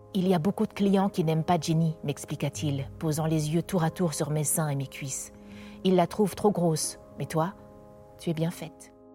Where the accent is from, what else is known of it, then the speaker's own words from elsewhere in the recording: Wallonia, Belgium; also born or lived in Seoul, South Korea; J'ai atterri euh, en Belgique, euh, en Wallonie, dans une famille d'agriculteurs. J'ai grandi dans une ferme.